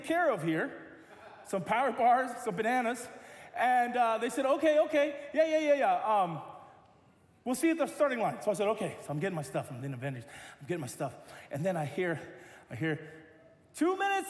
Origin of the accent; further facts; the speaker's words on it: United States; I'm American